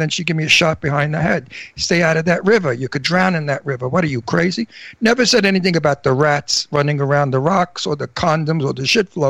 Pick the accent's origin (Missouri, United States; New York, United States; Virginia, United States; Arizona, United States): New York, United States; New York City; also born or lived in Brooklyn, New York; I lived in Astoria all my life. I was born in Brooklyn, and we moved to Astoria, Queens, when I was about 7 or 8.